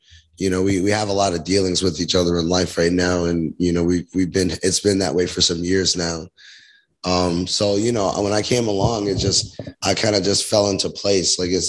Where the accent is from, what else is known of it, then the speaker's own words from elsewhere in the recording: Queens, New York, United States; also born or lived in Georgia / Connecticut; now in Rochester, United States; I'm from Queens, New York.